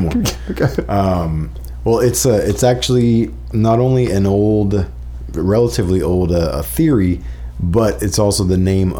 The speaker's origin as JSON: {"language": "English", "town": "Plant City", "region": "Florida", "country": "United States", "tie": "born or raised there", "also_born_or_lived": "Winter Park, Florida", "moved": "yes", "said": "having come from the family that I did, which was incredibly redneck, very country. I was born in Plant City, Florida."}